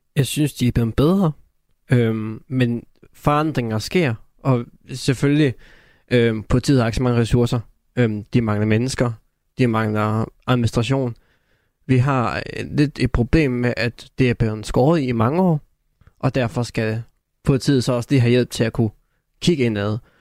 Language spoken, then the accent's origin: Danish; North Jutland, North Denmark Region, Denmark; der hvor jeg kommer fra